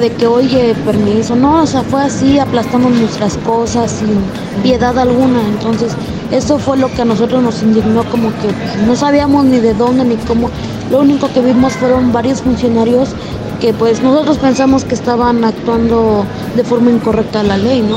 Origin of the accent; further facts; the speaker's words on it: Oaxaca, Mexico; now in Mexico City, Mexico; Yo soy de Oaxaca